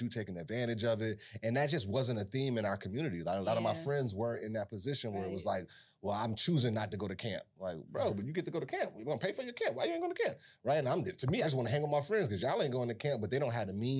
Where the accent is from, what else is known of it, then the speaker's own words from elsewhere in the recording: Buffalo, New York, United States; Born and raised in Buffalo, East Side, North Parade, right across the street from the Science Museum.